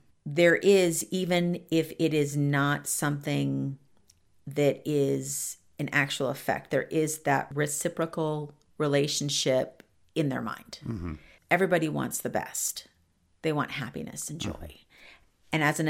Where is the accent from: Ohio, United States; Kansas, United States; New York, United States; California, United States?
Ohio, United States; Columbus; born there; she went back to West Virginia because I was born in Columbus, Ohio.